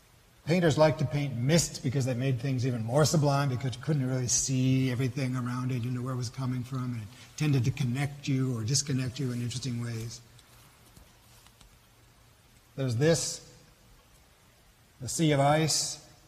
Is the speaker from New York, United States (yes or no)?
yes; New York, United States; Niagara Falls. I grew up near Niagara Falls, and I think I know just where this is.